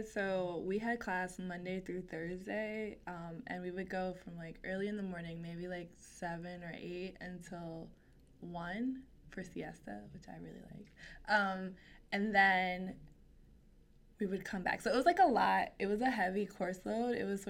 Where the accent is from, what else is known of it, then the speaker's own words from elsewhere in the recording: United States; And I bring up race because I'm American, and that's all I know.